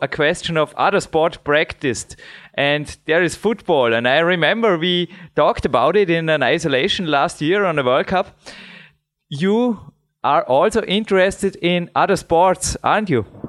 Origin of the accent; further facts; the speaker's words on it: Dornbirn, Vorarlberg, Austria; English is a second language; here in my hometown in Dornbirn